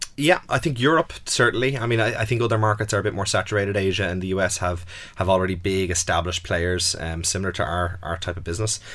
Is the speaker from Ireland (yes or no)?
yes; Ireland; I'm very comfortable with Ireland. You know, I grew up here